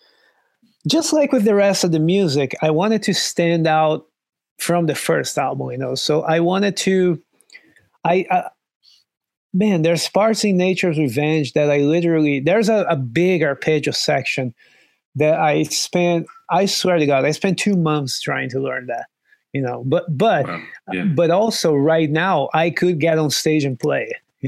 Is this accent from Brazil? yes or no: yes; Brazil; moved away; I'm from Brazil.